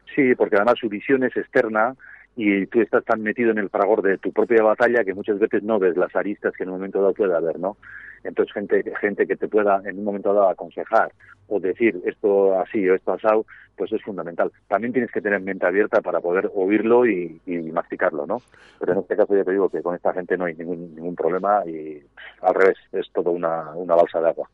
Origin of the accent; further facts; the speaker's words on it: Gipuzkoa, Basque Country, Spain; un pueblo que se llama Festoa, bañado por el río Urola